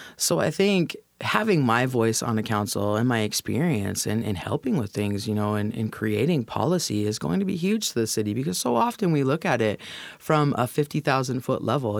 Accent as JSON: {"language": "English", "town": "Federal Way", "region": "Washington", "country": "United States", "tie": "born or raised there", "lives_now": "Tacoma, United States", "said": "I was born and raised in Federal Way, right on the other side of the Northeast Tacoma border"}